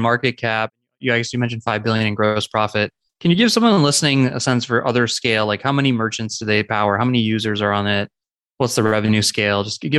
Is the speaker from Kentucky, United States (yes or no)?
no; St. Louis, Missouri, United States; my hometown, my current town of St. Louis.